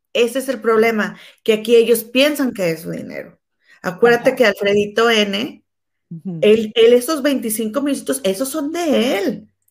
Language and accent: Spanish; Mexico; moved away; yo soy mexicana